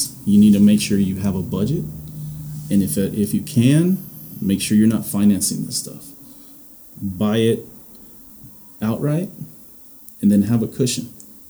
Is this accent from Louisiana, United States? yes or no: yes; Louisiana, United States; also born or lived in Indiana; Me growing up in a lot of different places, growing up in Louisiana, spending 10 years in Louisiana or Indiana